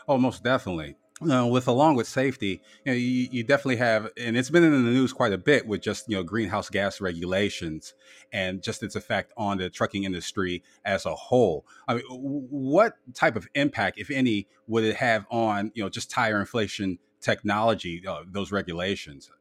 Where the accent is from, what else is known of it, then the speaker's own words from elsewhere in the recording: Canton, Ohio, United States; based out of my hometown of Canton, Ohio.